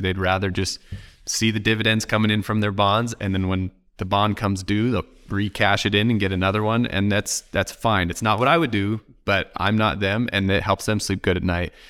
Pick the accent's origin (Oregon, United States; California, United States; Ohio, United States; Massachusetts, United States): Oregon, United States; I'm from Oregon